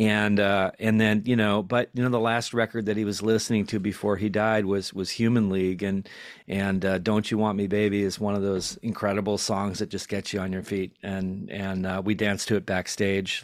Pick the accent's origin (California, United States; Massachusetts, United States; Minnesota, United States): Minnesota, United States; Detroit Lakes; moved away; originally from a s, very small town in Minnesota, about forty-five miles east of Fargo